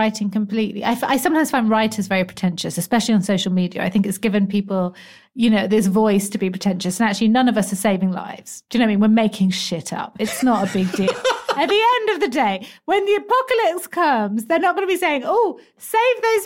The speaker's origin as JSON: {"language": "English", "region": "England", "country": "United Kingdom", "said": "I am very English"}